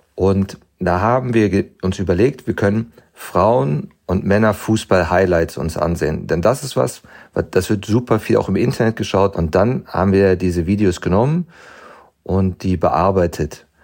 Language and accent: German; Germany; ich bin in Deutschland groß geworden